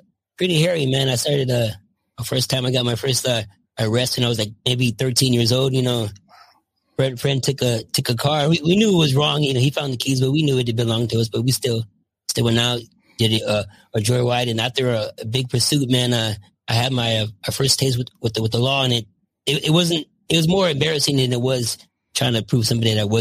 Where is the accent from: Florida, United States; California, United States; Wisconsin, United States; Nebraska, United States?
California, United States; Los Angeles; also born or lived in Michigan; now in Visalia, United States; I grew up in the San Fernando Valley, just a normal kid